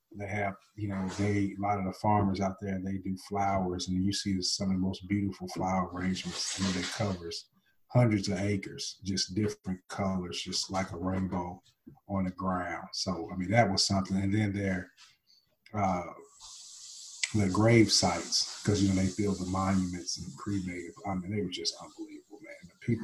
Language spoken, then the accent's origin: English; Oklahoma, United States; also born or lived in Nashville, United States / Okinawa, Japan; Well, I grew up here in Nashville, Tennessee. I spent, most of my time, I guess, from 0 to 6, I spent here. And then I spent a couple of years in Okinawa, Japan, from like 7 to 9. And then I spent most of my time after that in Oklahoma.